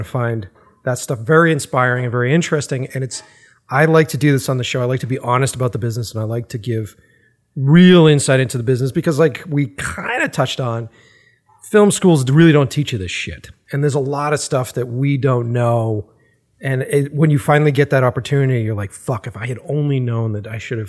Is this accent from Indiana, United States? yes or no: no; Boston, Massachusetts, United States; moved away; I'm originally from the East Coast. So I'm from Boston originally